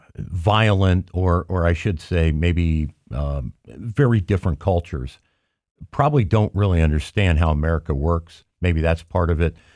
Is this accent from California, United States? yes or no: no; Cincinnati, Ohio, United States; I grew up in Cincinnati